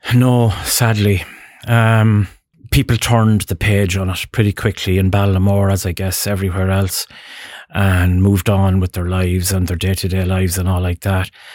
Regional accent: Ballinamore, Connacht, Ireland; moved away as an adult; also born or lived in Dublin; I'm from Ballinamore, County Leitrim

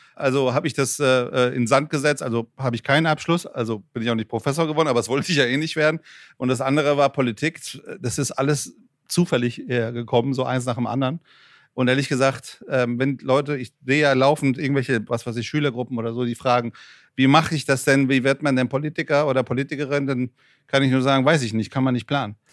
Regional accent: Frankfurt, Hesse, Germany; accent: Frankfurt; German is a second language; also born or lived in Iran; ich bin Frankfurter, ich hoffe, das hört man. Äh, ich bin mit 13 Jahren aus, aus dem Iran nach Frankfurt gekommen

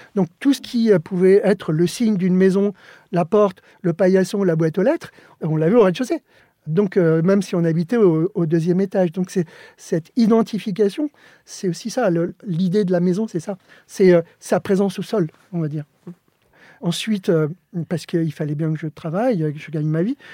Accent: Joinville-le-Pont, Île-de-France, France; born or raised there; first language Spanish; French is a second language; also born or lived in Alicante, Spain

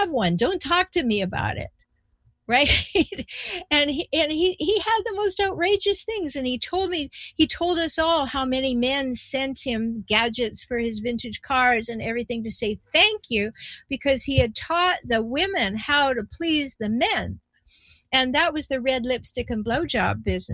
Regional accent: Canada; now in United States; I was born in Canada, I live in the United States.

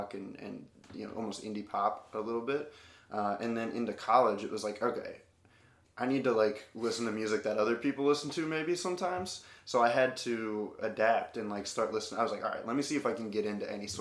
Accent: Ohio, United States; I'm from Ohio.

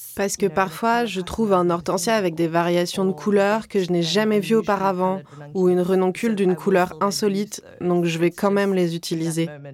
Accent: Cape Town, Western Cape, South Africa; also born or lived in Edinburgh, United Kingdom; Je suis originaire du Cap et mes parents viennent de Shanghai en Chine

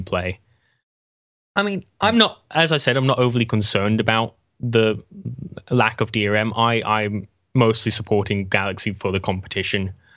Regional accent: England, United Kingdom; I'm English

